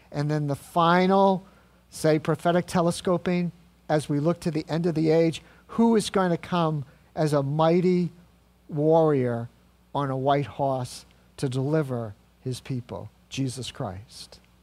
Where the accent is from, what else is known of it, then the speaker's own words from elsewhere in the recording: New England, United States; I grew up in New England and I know New Englanders pretty well.